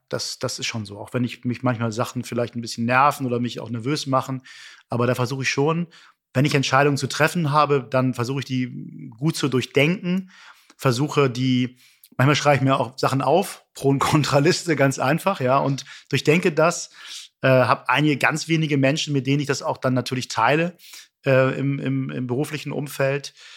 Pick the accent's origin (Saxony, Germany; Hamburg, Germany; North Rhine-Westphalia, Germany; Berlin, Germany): Hamburg, Germany; ich als Hamburger